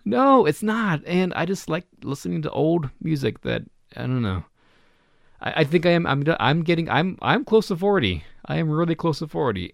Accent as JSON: {"language": "English", "town": "Reno", "region": "Nevada", "country": "United States", "tie": "born or raised there", "moved": "yes", "said": "my hometown store, my Reno store"}